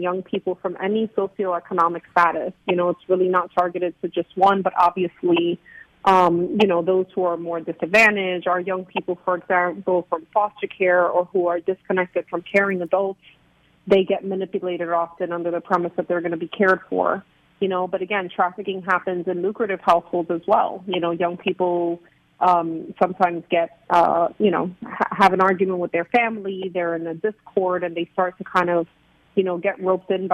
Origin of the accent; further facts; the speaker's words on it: New York City, New York, United States; also born or lived in Puerto Rico; now in South Florida, United States; I was born in Puerto Rico and raised in New York City in the Bronx. So I am a New York native